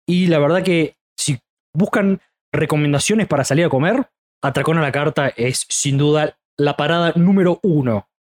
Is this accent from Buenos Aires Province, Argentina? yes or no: no; Córdoba, Argentina; Ese y yo somos de Córdoba